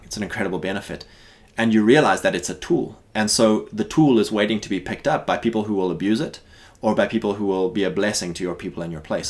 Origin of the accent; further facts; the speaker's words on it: South Africa; moved away as an adult; now in United States; growing up in South Africa